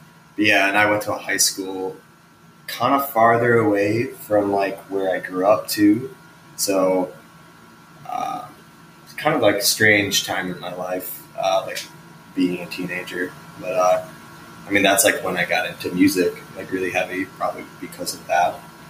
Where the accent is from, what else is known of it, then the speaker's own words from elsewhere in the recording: Chicago, Illinois, United States; So I grew up like south of Chicago in the burbs, and then, I moved around a lot when I was younger, and I've consistently kind of moved around since I was like 13. I still live in Chicago.